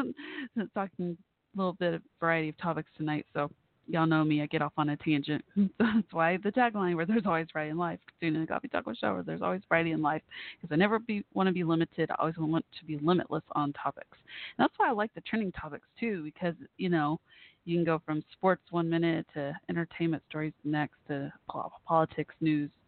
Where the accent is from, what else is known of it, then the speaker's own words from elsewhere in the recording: Irving, Texas, United States; moved away; my hometown didn't have this awesome music venue when I was growing up there